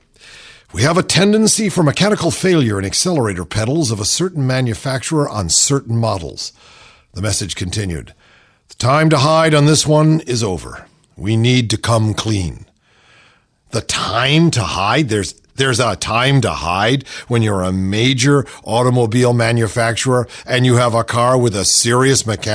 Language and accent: English; Cleveland, Ohio, United States; I grew up in Cleveland.